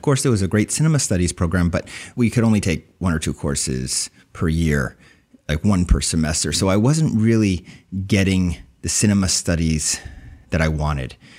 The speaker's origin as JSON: {"language": "English", "region": "New Jersey", "country": "United States", "tie": "born or raised there", "also_born_or_lived": "Summit, New Jersey", "said": "I was born in Summit, New Jersey, raised in Central Jersey"}